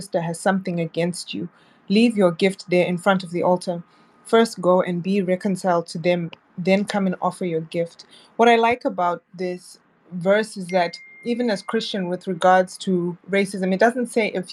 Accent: Zimbabwe; moved away; I'm originally from Zimbabwe

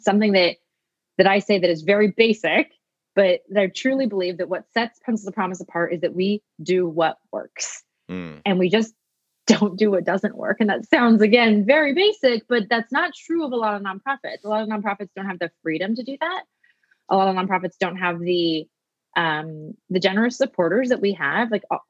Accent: Pacific Northwest, United States; I'm from the Pacific Northwest.

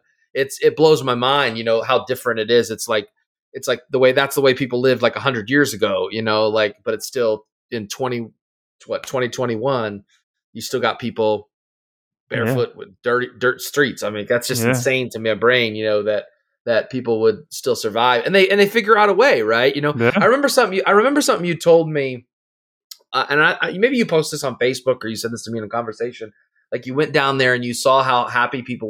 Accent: Los Angeles, California, United States; I grew up in South Central Los Angeles for the first, you know, 8 or 9 years

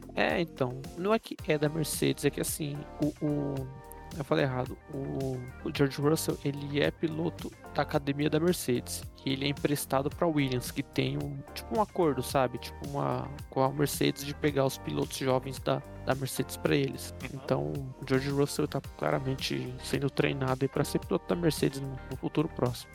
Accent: São Paulo, Brazil; a gente é de São Paulo

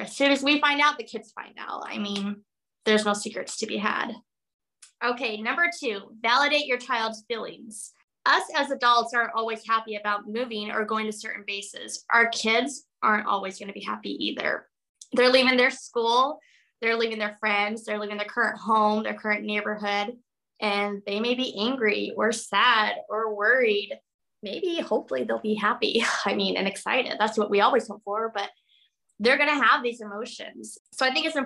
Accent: Arizona, United States; also born or lived in Wyoming / Florida / Texas; now in Anchorage, United States; I'm a girl from Arizona.

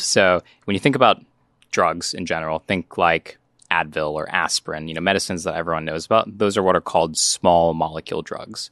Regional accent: North Carolina, United States; growing up in North Carolina

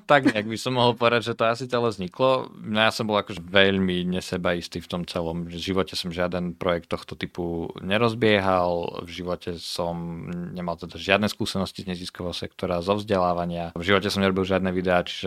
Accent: Prešov, Prešov Region, Slovakia; also born or lived in Denmark / Canada; pochádzam z Prešova. Študoval som na gymnáziu v Prešove

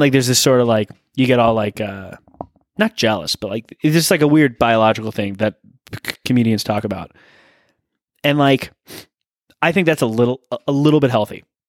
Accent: Thousand Oaks, California, United States; I'm from that area

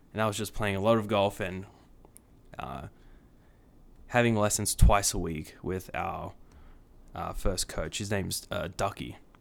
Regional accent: Sydney, New South Wales, Australia; moved away as an adult; also born or lived in Kansas; now in United States; born and raised in Sydney, Australia for eighteen years of my life

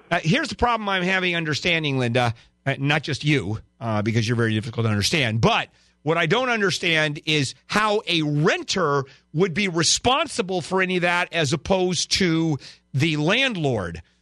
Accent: Japan; English is a second language; now in United States; Jap Japan.

